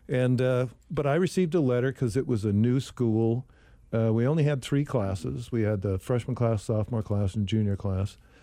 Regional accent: Sacramento, California, United States; I was, uh, born and raised in Sacramento, California

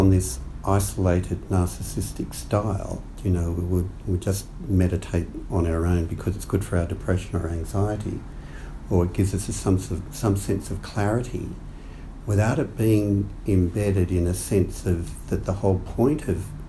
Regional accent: Australia; growing up in Australia

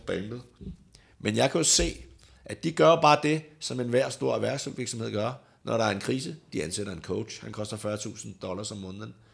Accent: Denmark; hjemme i Danmark

